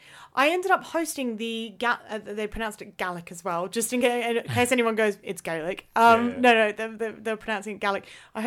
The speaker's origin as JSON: {"language": "English", "country": "Australia", "said": "I'm Australian."}